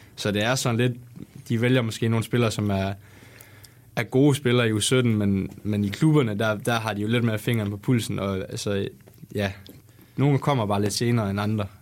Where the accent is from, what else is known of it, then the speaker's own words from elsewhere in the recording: West Jutlander, Denmark; jeg er jo også vestjyde af sind